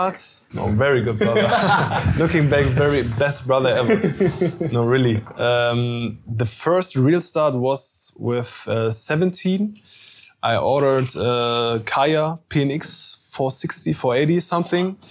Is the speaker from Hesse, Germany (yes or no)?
yes; Kassel, Hesse, Germany; I'm from Germany, of course. I'm 25 years old. I'm from Kassel